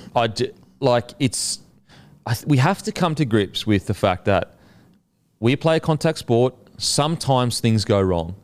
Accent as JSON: {"language": "English", "region": "Queensland", "country": "Australia", "said": "as a Queenslander"}